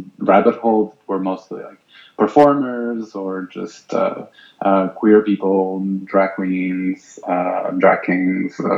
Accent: Loulé, Algarve, Portugal; now in Lisbon, Portugal; I'm from the south of Portugal, from the Lole, a small town

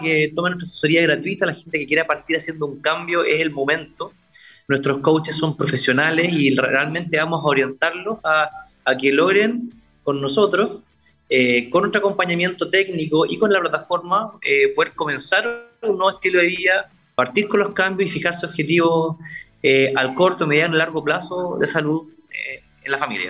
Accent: Concepción, Biobío, Chile; somos de Concepción, somos penquistas y de Conce al mundo.

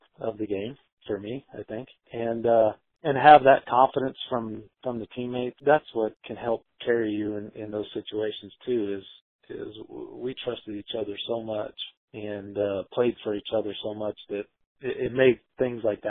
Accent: Kansas, United States; moved away; also born or lived in Iowa; I'm probably thought of as an Iowan, even though I'm from Kansas

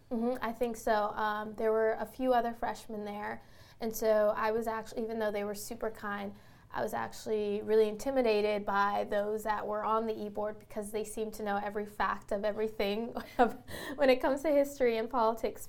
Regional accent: the Bay Area, California, United States; moved away as an adult; now in New York City, United States; I grew up in the Bay Area and then ended up uh, in a New York City school

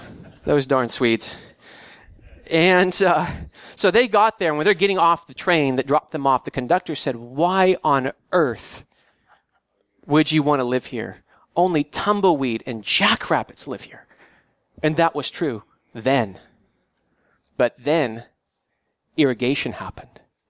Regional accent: California, United States; I grew up in the San Joaquin Valley in Central California.

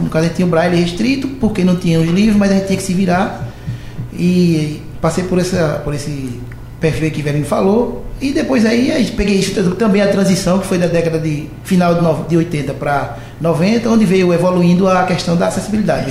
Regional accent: Olinda, Pernambuco, Brazil; also born or lived in Recife; sou nascido em Recife, mas fui criado em, em Olinda, no, especificamente em Rio Doce, onde vivi 33 anos e meio

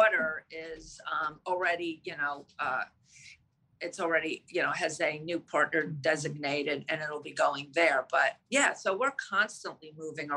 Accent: Greenwich, Connecticut, United States; I'm from Greenwich, Connecticut. We're based out of Greenwich, Connecticut

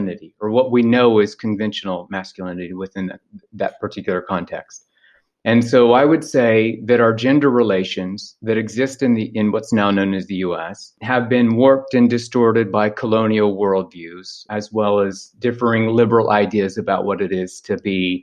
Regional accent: ancestral Osage territory, Oklahoma, United States; moved away; I'm from ancestral Osage territory. So in the book, it's referred to as the American Heartland

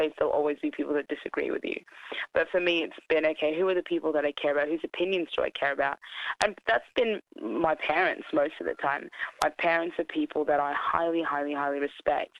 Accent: Australia; also born or lived in Sudan; My family is a mix of Egyptian and Turkish, and I grew up in Australia

